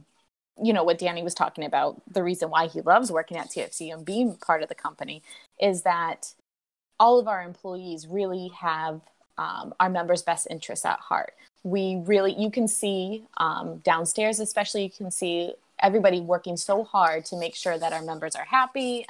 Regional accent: Georgia, United States; now in New England, United States; growing up in Georgia

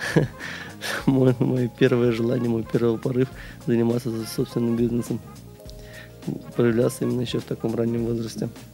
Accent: Ufa, Bashkortostan, Russia; moved away as an adult; also born or lived in Kazan; now in Saint Petersburg, Russia; сам я родом не из Санкт-Петербурга, я сюда приехал из Уфы. То есть родился и вырос я там

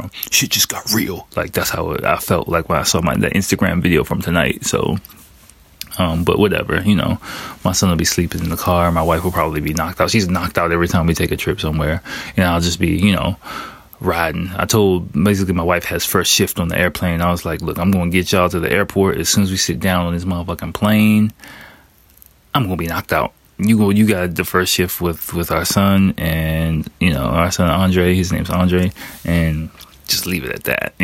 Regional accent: United States; moved away as an adult; now in Japan; I'm American

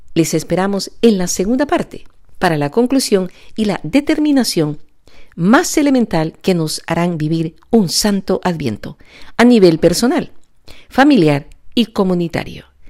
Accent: El Salvador; moved away; allá en mi país, El Salvador

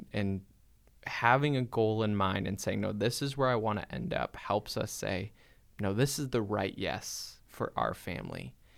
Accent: Wisconsin, United States; Yeah, we grew up in Wisconsin on this like hobby farm.

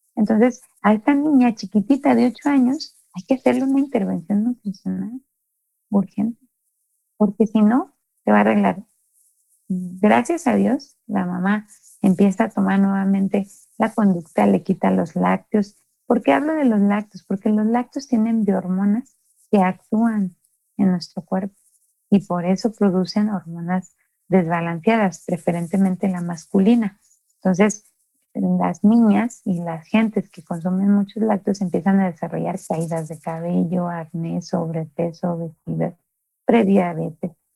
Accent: Mexico; nosotros como mexicanos

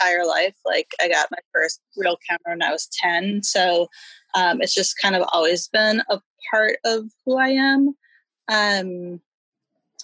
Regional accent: Milwaukee, Wisconsin, United States; moved away as an adult; now in Los Angeles, United States; I grew up in Milwaukee

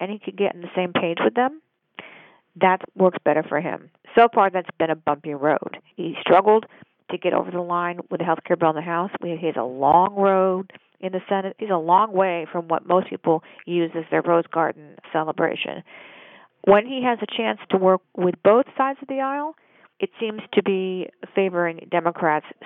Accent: Michigan, United States; I'm from Michigan

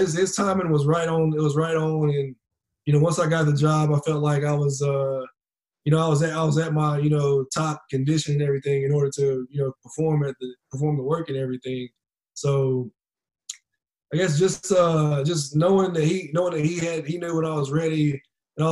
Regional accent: Greensboro, North Carolina, United States; here in Greensboro, in my hometown

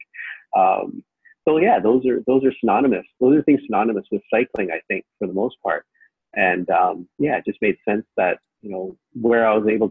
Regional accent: Richmond, British Columbia, Canada; also born or lived in Vancouver; born and raised in Richmond. I was born in Richmond Hospital.

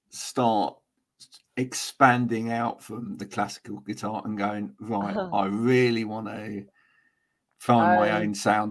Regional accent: Bedford, East of England, United Kingdom; now in Somerset, United Kingdom; But I was originally from north of London

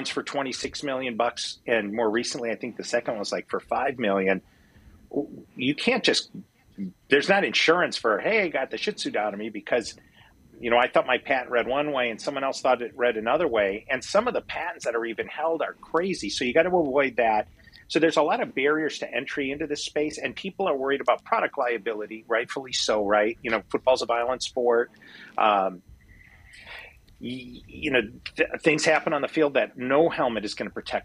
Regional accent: Midwest, United States; moved away as an adult; also born or lived in Wisconsin; now in California, United States; my background is I grew up in the Midwest

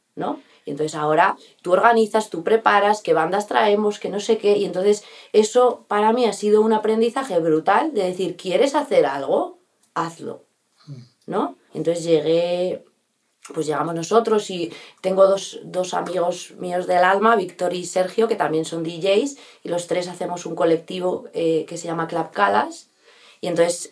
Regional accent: Bustarviejo, Community of Madrid, Spain; also born or lived in Rascafría / New York; donde yo he, vivido toda mi infancia, mi adolescencia y mi juventud ha sido aquí

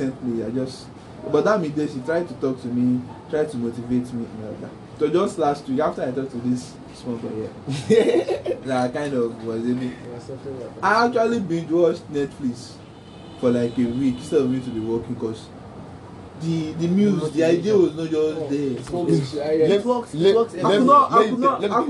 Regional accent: Nigeria; The world I live in Nigeria, growing up in Nigeria

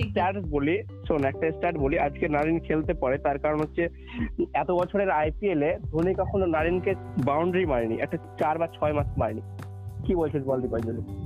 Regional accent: Kolkata, West Bengal, India; আমরা পশ্চিমবঙ্গের লোক কলকাতার

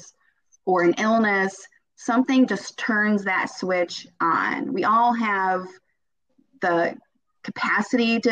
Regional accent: Cleveland, Ohio, United States; also born or lived in Akron, Ohio; now in between Dayton and Cincinnati, United States; I'm originally from the Cleveland area.

